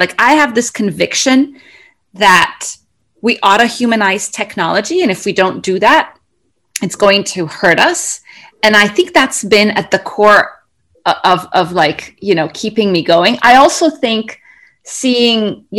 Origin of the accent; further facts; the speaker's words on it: Cairo, Cairo Governorate, Egypt; moved away; also born or lived in Kuwait / United Arab Emirates; So I grew up, I'm originally from Egypt. I grew up in Cairo and around the Middle East. So we were in Kuwait